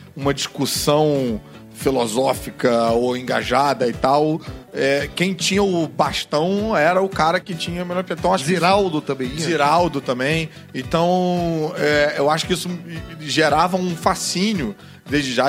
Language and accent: Portuguese; Rio de Janeiro, Brazil; eu que vivi a vida inteira no Leblon